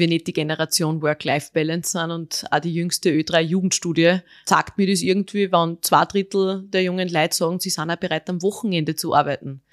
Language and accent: German; Austria; born or raised there